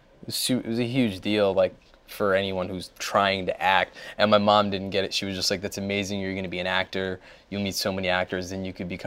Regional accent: New Jersey, United States; I grew up in Jersey.

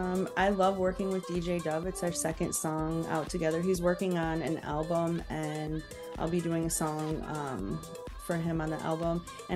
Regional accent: Midwest, United States; But growing up in the Midwest, you're always told that's not a realistic, you know, route.

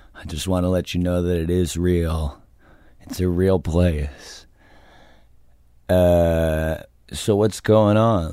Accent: New Jersey, United States; I'm from New Jersey just like he is

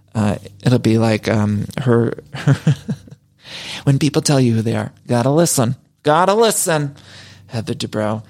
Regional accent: Solon, Ohio, United States; growing up in Ohio, but back in Seoul in Ohio, my hometown, they had a place called Dress Barn.

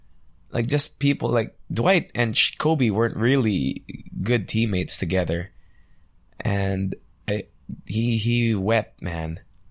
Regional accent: Angeles, Central Luzon, Philippines; because I'm from Angeles, right? So there was a nightclub called The Mansion before, which was a pretty hot spot when I was like 16 or 17 years old when I would vacation here.

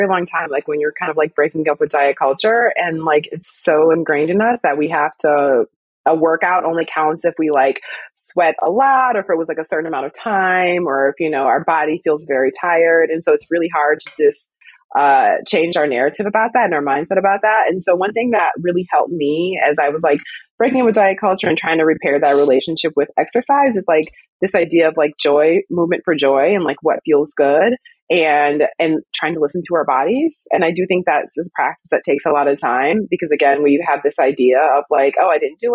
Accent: Wisconsin, United States; now in Brooklyn, United States; I'm from Wisconsin originally anyway, so I'm used to the cold

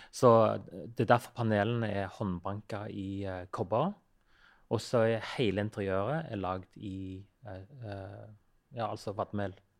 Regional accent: Western Norway, Norway; moved away; sånn som den øya der jeg vokste opp, der er Det er jo nesten ikke et flatt jord

